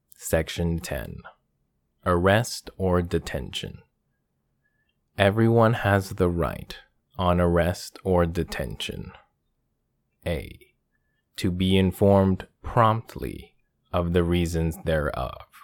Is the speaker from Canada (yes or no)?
yes; Canada; my home country, of Canada